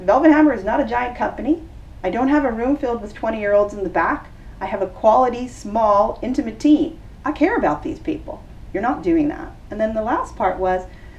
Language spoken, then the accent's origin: English; New York, United States; now in Los Angeles, United States; I'm from New York, very direct.